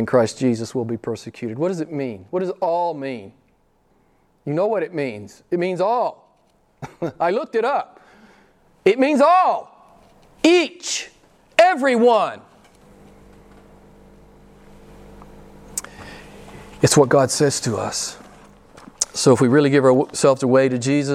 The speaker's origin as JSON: {"language": "English", "country": "United States", "moved": "yes", "said": "My home country"}